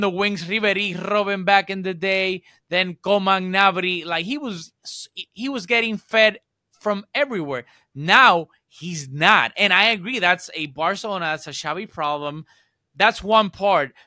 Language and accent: English; Puerto Rico; I'm from Puerto Rico